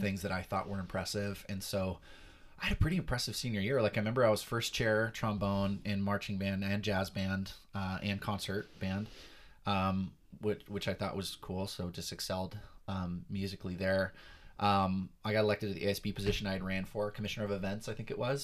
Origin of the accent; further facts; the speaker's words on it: Perris, California, United States; Southern California born and raised, been here for most, all my life